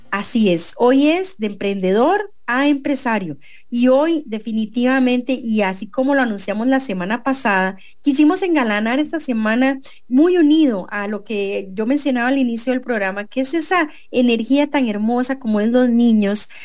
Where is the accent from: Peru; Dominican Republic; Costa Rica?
Costa Rica; como costarricenses